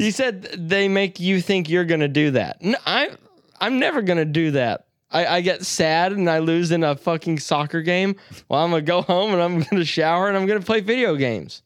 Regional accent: the South, United States; accent: southern; I'm fucking from the South

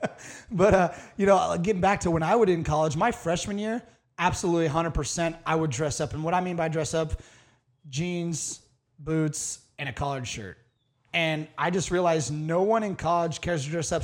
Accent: Iowa, United States; moved away as an adult; also born or lived in the South; back home in Iowa

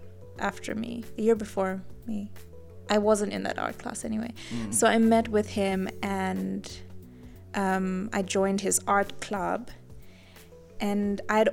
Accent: Livingstone, Southern Province, Zambia; moved away as an adult; now in Namibia; I grew up in Zambia in a small town called Livingston

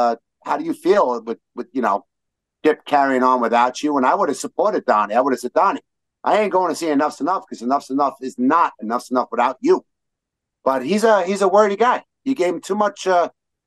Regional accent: New York City, New York, United States; we're from Brooklyn when we talk like this

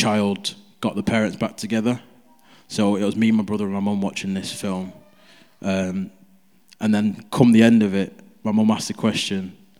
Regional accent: Nigeria; Because I'm Nigerian, so we watch Nigerian movies a lot.

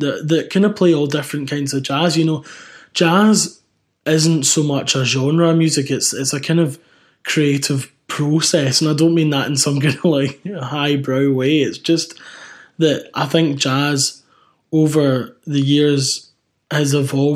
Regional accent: Scotland, United Kingdom; moved away as an adult; now in London, United Kingdom; my home country

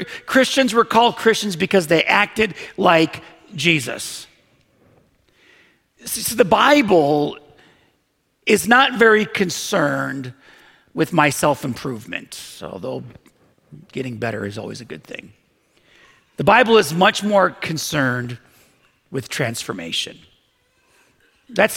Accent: Buffalo, New York, United States; I grew up in Buffalo

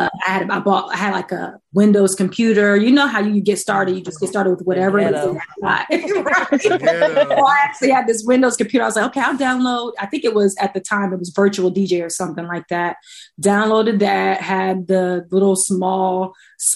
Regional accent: Columbus, Ohio, United States; moved away as an adult; now in Los Angeles, United States; I'm from Columbus, Ohio. Grew up there, went to Ohio State for college

